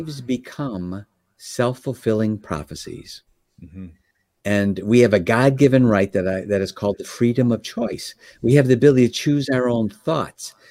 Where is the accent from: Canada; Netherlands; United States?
United States; Chicago, Illinois; I was from Chicagoland area